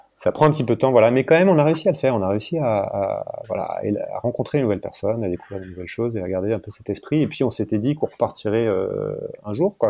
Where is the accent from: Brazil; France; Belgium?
France; moved away as an adult; also born or lived in Hong Kong